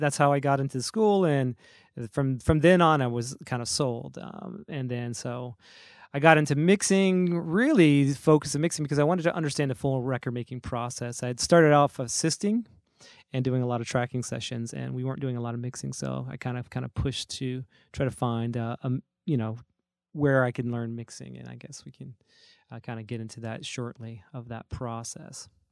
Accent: North Carolina, United States; moved away; I'm originally from States down in, uh, North Carolina

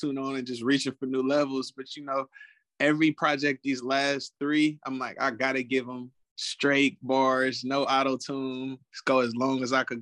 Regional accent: Richmond, California, United States; also born or lived in San Pablo, California; I was born in San Pablo at Brookside Medical Hospital. So like in and around Richmond as a youth, I went to Pinoa Valley High School

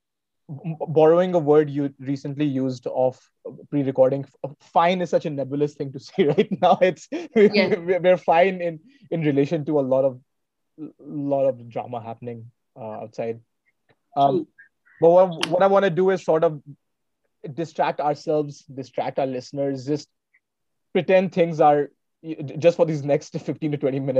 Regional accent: Varanasi, Uttar Pradesh, India; we finish with my hometown. We finish with Varanasi

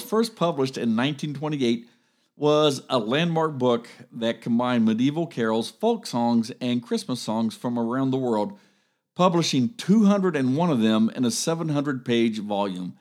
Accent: Grove City, United States; when I was growing up in Grove City

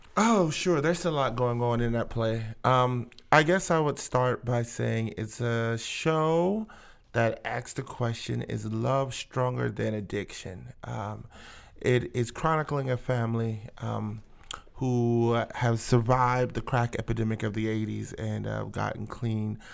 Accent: Akron, Ohio, United States; I'm from Akron, born and raised

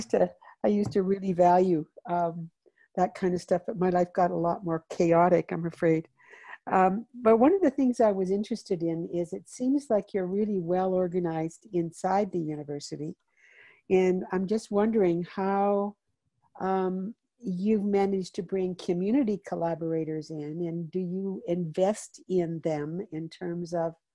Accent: Calgary, Alberta, Canada; I'm from Calgary, Alberta.

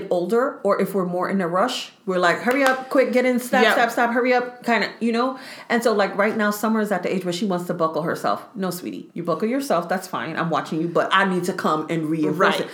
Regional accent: New York City, New York, United States; we live in buildings growing up in Brooklyn

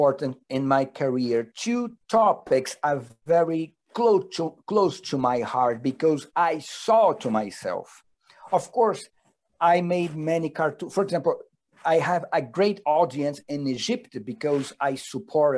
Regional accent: Rio de Janeiro, Brazil; I born and raised in Rio de Janeiro

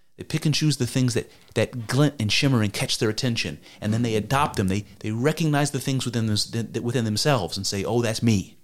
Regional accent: United States; I'm an American. I'm a white dude.

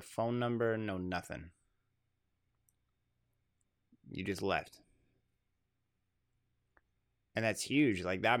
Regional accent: Tulare, California, United States; born there; I was born in Tulare. I left Tulare growing up and I moved around and then I came back when I was in high school

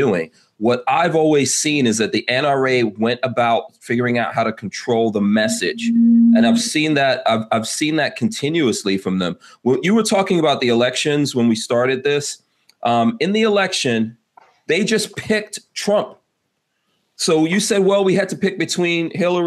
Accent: New York, United States; I'm a New Yorker myself

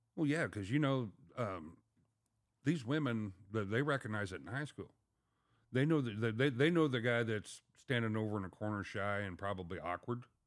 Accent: Mount Sterling, Illinois, United States; moved away as an adult; also born or lived in Pontiac, Illinois; I was from Mount Sterling, but I ended up taking the job about three and a half hours away up in Pontiac, Illinois.

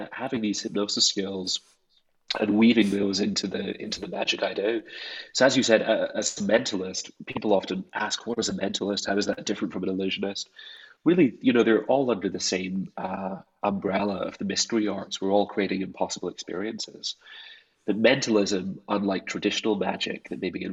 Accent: Scotland, United Kingdom; growing up in Scotland, a place where myth and mystery is so much of its identity. And I grew up in those landscapes

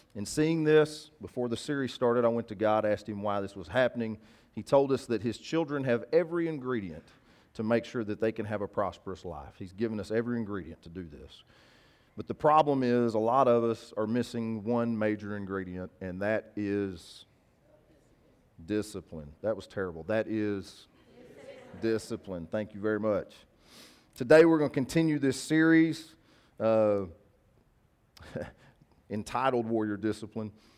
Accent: the South, United States; we're from the South

